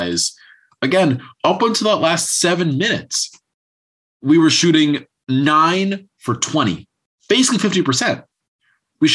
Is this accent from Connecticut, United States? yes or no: yes; Connecticut, United States; growing up in Connecticut, watching the UConn teams